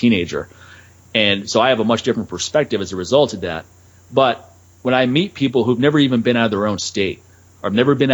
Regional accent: East Coast, United States; moved away; what I grew up with, man. Those winters in the East Coast

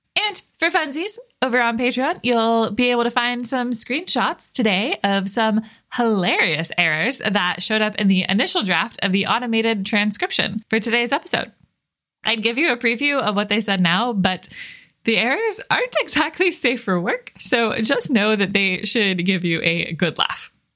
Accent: Florida, United States; born or raised there; moved away as an adult; now in Washington, United States

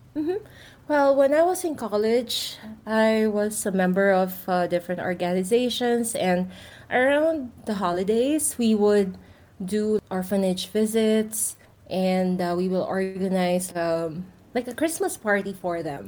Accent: Philippines; moved away; I'm originally from the Philippines

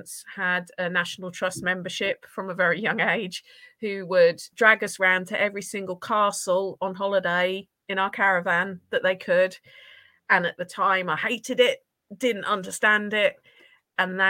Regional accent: Norfolk, East of England, United Kingdom; also born or lived in Essex; I grew up in Norfolk. I'm from Essex originally. Parents ripped me from Essex at 3 years old and made me move to Norfolk.

